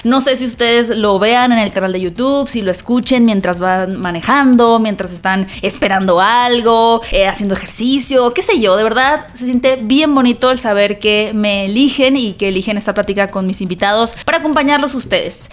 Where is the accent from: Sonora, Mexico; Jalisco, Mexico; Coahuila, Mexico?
Sonora, Mexico; Hermosillo; now in Mexico City, Mexico; yo soy del norte de México, yo soy de Hermosillo, donde está la mejor carne asada de todo el país